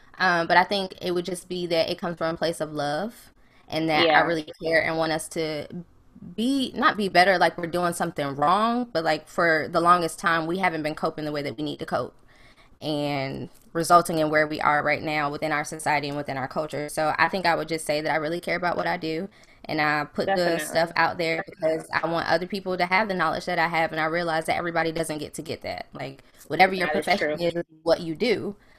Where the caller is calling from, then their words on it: Durham, North Carolina, United States; I'm in Durham, North Carolina.